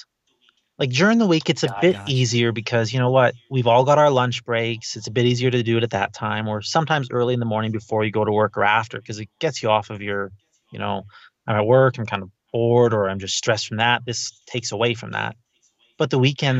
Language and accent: English; Canada; I am the Canadian uncle